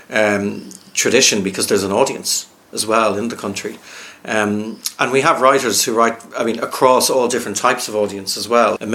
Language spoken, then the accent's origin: English; Ireland; And I think as children growing up in Ireland, reading has always been really important in this country and engaging with our poetry and engaging with, with our writing and our story.